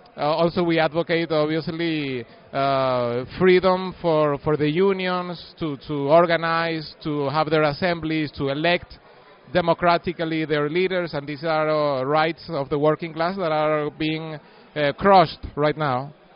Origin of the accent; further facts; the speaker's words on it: Mérida, Venezuela; my hometown of Merida